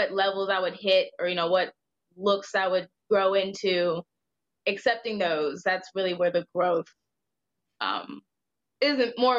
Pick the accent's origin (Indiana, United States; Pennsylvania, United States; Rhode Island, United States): Indiana, United States; I'm from Indiana.